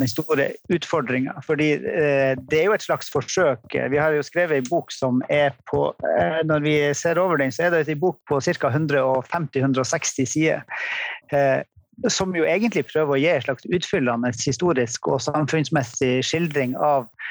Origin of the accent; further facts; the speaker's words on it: Tromsø area, Norway; Jeg er fra Tromsø-området